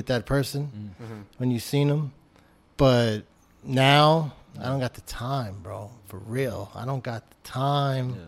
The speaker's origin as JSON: {"language": "English", "town": "New York City", "region": "New York", "country": "United States", "tie": "born or raised there", "also_born_or_lived": "Brooklyn / Lower East Side of Manhattan", "said": "I was born in Brooklyn, but I became a man in Queens"}